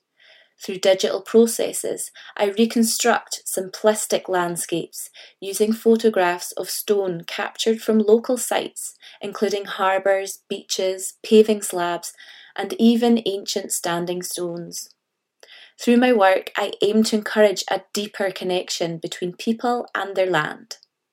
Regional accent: Scotland, United Kingdom; Growing up in Caithness at the far north of Scotland, I was surrounded by the county's flagstone and the vast natural landscape composed during its formation.

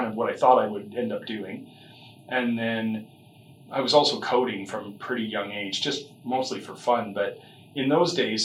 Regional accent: Calgary, Alberta, Canada; also born or lived in Victoria, British Columbia; I started out here in Calgary. That's most of my family's from here.

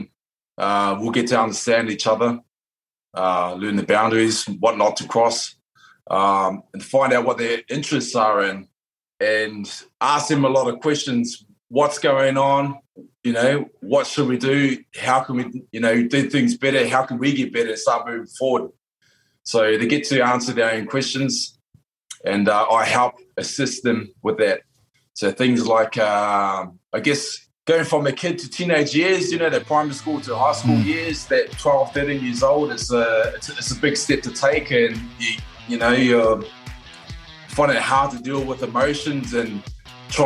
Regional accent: New Zealand; I come from New Zealand, which is part Māori, New Zealand Māori

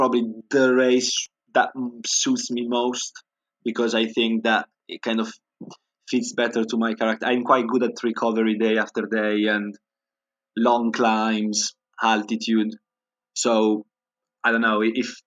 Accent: Alessandria region, Piedmont, Italy; moved away as an adult; now in United Kingdom; where I'm from in Italy, I'm from the Alessandria region

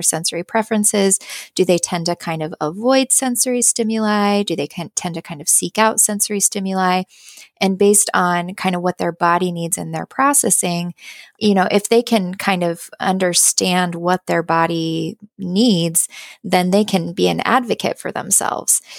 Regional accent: Boise, Idaho, United States; moved away; I moved back to my home state. Um, I'm from Boise, Idaho

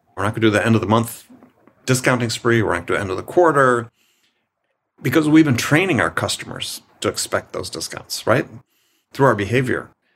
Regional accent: Wisconsin, United States; I'm from Wisconsin

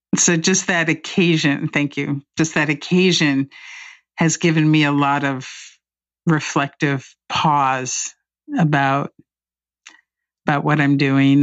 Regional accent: Indianapolis, Indiana, United States; moved away as an adult; now in Washington, United States; I grew up in Indianapolis on a very conservative side of town

